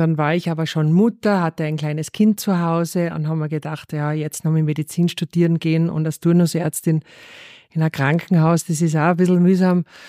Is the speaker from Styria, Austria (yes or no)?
yes; Rohrmoos, Styria, Austria; moved away; Aufgewachsen bin ich in der Steiermark im Rohrmoos, direkt neben der Skipiste.